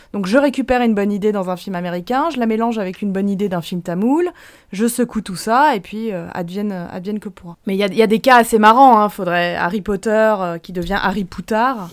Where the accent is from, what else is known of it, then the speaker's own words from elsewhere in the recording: France; en tant que Français